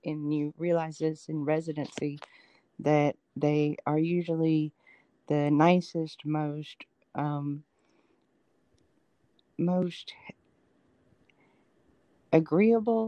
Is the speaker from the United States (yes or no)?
yes; Atlanta, Georgia, United States; moved away as an adult; also born or lived in Los Angeles, California; now in Birmingham, United States; I was born actually in Los Angeles and raised in Atlanta